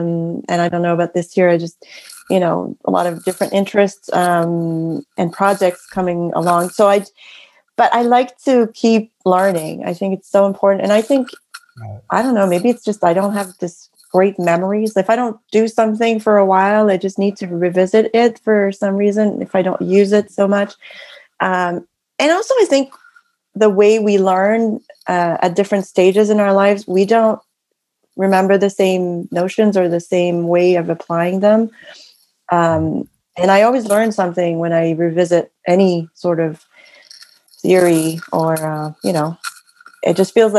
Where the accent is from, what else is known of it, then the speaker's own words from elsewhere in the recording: San Francisco, California, United States; born there; And I mean, I was born in San Francisco, first of all.